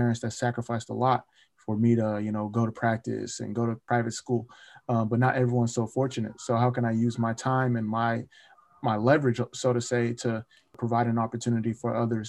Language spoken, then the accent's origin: English; Nigeria; now in United States; And then being Nigerian, you know, especially in the States, I think a lot of people recognize us for our hard work and, you know, how we value education.